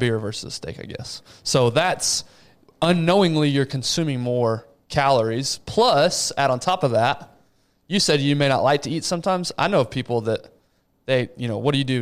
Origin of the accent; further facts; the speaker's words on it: Abilene, Texas, United States; I grew up in Abilene.